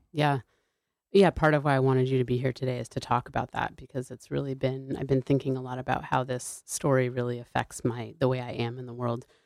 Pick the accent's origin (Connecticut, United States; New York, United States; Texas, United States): Connecticut, United States; New Haven; I grew up in New Haven, Connecticut